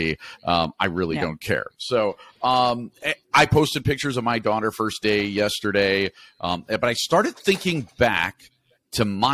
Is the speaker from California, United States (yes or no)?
no; Naperville, Illinois, United States; I was from Naperville